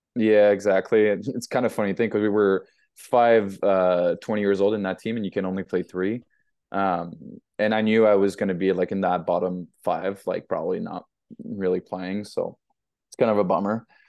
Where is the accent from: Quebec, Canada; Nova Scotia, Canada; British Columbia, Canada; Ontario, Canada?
Quebec, Canada; Montreal; moved away as an adult; also born or lived in United Kingdom; I'm from Montreal or South Shore, Montreal